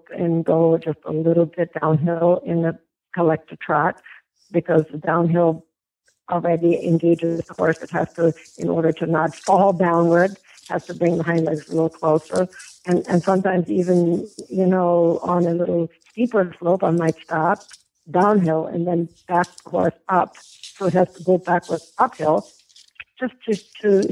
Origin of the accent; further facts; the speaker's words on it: Germany; moved away; growing up in Germany